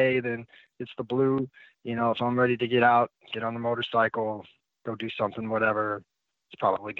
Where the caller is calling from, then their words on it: Fort Bragg area, North Carolina, United States; I'm calling in from North Carolina, Fort Bragg area.